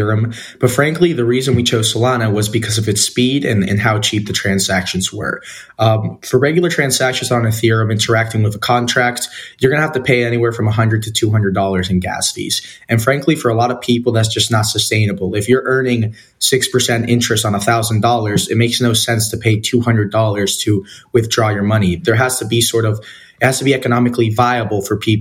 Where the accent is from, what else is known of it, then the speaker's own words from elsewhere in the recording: El Salvador; growing up in El Salvador